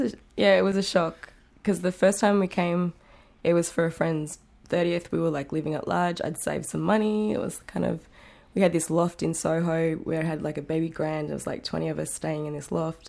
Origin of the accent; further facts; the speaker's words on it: Tamworth, New South Wales, Australia; moved away as an adult; also born or lived in Sydney / Singapore; now in New York City, United States; growing up in Tamworth